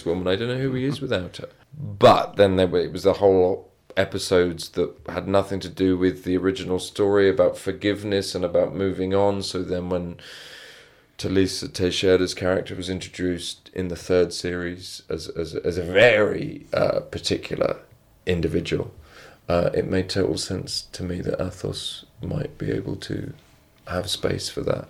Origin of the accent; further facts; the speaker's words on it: England, United Kingdom; as English people